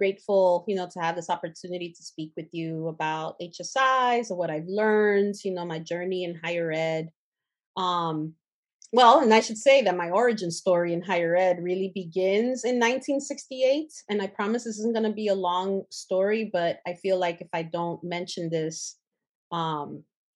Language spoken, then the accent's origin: English; New York City, New York, United States; as I was growing up on the Upper West Side of Manhattan, back then it was called West Harlem